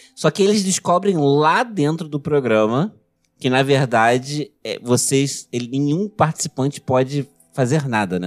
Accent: Região dos Lagos, Rio de Janeiro, Brazil; a cidade do lado da minha cidade natal

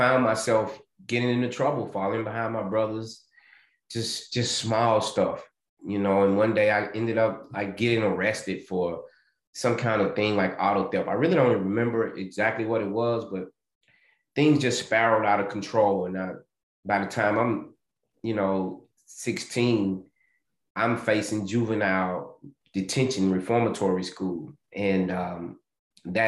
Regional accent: Nashville, Tennessee, United States; I'm originally from Nashville, Tennessee. And I, you know, I had some humble beginnings, grew up outside of Nashville with my mom

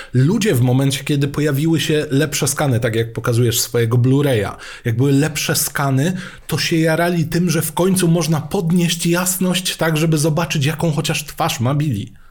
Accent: Mielec, Subcarpathian Voivodeship, Poland; Pochodzę z Mielca. Dwa piętra pode mną mieszkała teściowa Grzegorza Lato.

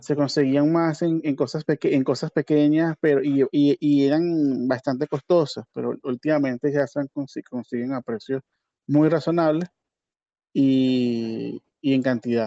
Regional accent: Barquisimeto, Lara, Venezuela; moved away as an adult; also born or lived in San Felipe, Yaracuy, Venezuela; now in Panama; Sí, yo nací en Yaracuy, pero toda mi vida la pasé en Barquisimeto, realmente. Eh, desde chiquito nos mudamos

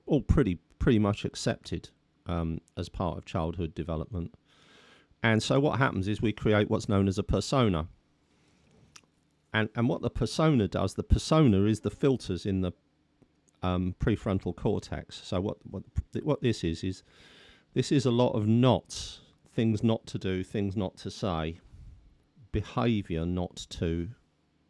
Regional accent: London, United Kingdom; accent: Cockney; I was brought up basically as a Cockney, that's still in me

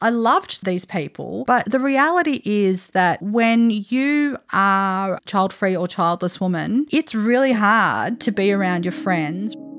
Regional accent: Australia; also born or lived in Italy; We're two Australian women

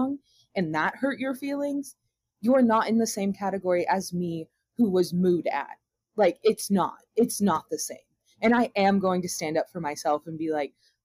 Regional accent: the South, United States; growing up in the South

